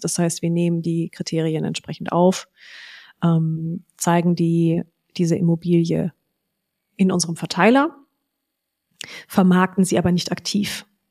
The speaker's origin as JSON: {"language": "German", "town": "Frankfurt am Main", "region": "Hesse", "country": "Germany", "tie": "born or raised there", "said": "Meine Eltern hatten jahrelang einen ähm, riesigen Maklerbetrieb in Frankfurt am Main ähm, mit 30 Maklern und fünf Fachabteilungen"}